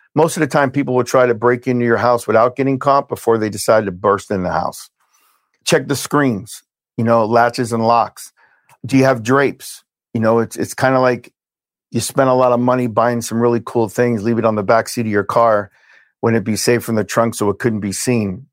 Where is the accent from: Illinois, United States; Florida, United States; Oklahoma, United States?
Florida, United States; Hialeah; also born or lived in Brooklyn, New York; I was born in Brooklyn, New York. We moved from Brooklyn to Hialeah, Florida. When I was six